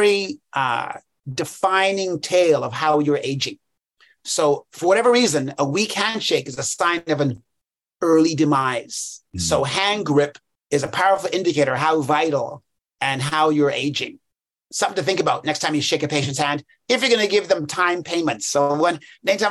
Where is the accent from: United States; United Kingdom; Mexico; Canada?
United Kingdom; England; I was born in England.